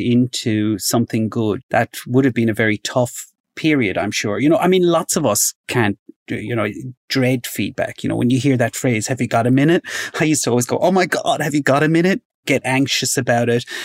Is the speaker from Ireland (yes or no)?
yes; Ireland; as an Irish person growing up in Ireland